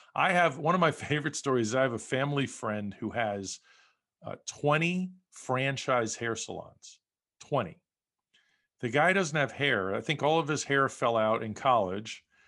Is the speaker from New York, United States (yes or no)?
yes; New York, United States; moved away as an adult; also born or lived in West Coast; now in Las Vegas, United States; I grew up in New York